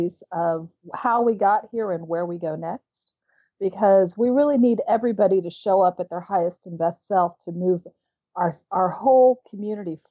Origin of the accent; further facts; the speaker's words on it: Houston, Texas, United States; moved away; also born or lived in London / St. Thomas / Santa Monica / Oklahoma; growing up in West Houston